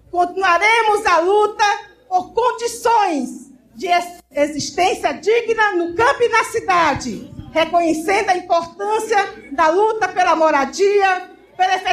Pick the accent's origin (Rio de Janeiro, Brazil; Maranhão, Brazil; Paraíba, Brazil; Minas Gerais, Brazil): Maranhão, Brazil; O Maranhão compõe esse imenso Brasil. E como maranhense, nos orgulhamos de nossa vasta diversidade cultural, de nossas riquezas naturais e de sermos um povo trabalhador e trabalhadora, formado pelas lutas, as lutas do povo.